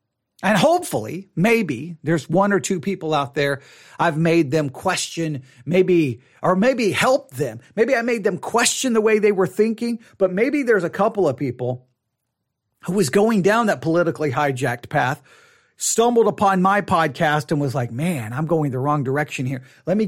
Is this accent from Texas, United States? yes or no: yes; Texas, United States; Well, I'm a Texan. I'm a Christian. Definitely not a Southern Baptist.